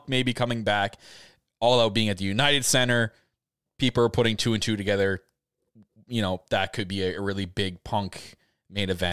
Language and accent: English; Canada; I'm Canadian.